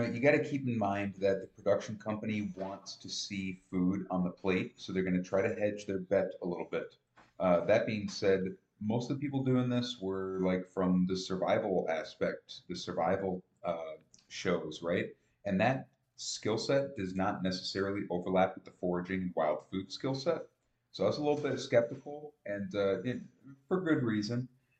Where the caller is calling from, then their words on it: Menominee, Wisconsin, United States; Well, I'm coming from Menominee